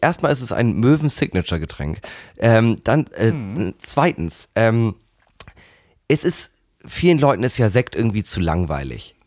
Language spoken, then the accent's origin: German; Hamburg, Germany; als Hamburger